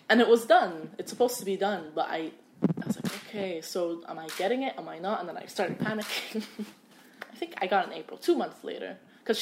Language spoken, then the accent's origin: English; Egypt; now in United States; I was like, from Egypt